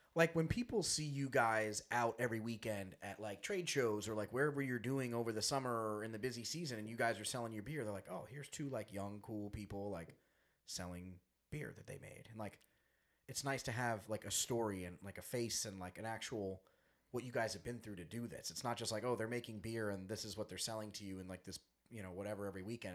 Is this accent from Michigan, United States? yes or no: no; Long Island, New York, United States; we're from Long Island, 45 minutes from Splish Splash